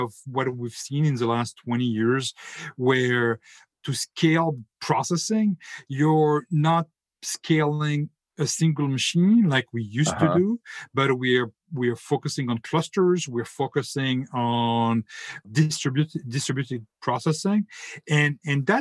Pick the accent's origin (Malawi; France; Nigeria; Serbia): France; English is a second language; now in North Carolina, United States; as my accent is a bit of a treason for me, I'm French, but I now live in the US, in North Carolina